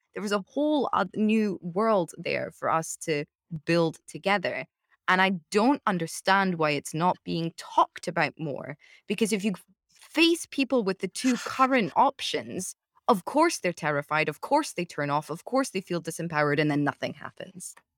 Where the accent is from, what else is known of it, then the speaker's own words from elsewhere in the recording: United Kingdom; as a Brit